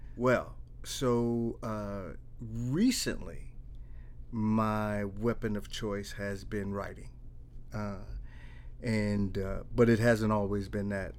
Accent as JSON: {"language": "English", "town": "Milwaukee", "region": "Wisconsin", "country": "United States", "tie": "born or raised there", "said": "I was born and raised in the east side of Milwaukee."}